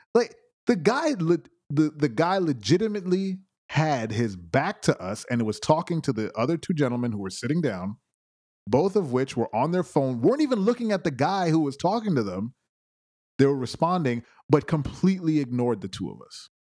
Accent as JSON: {"language": "English", "town": "Brooklyn", "region": "New York", "country": "United States", "tie": "born or raised there", "said": "I am from Brooklyn, born and raised, no playgrounds"}